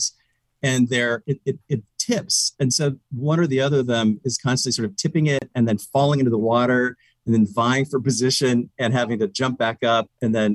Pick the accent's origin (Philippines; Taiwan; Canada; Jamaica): Canada; now in Seattle, United States; I'm originally from Canada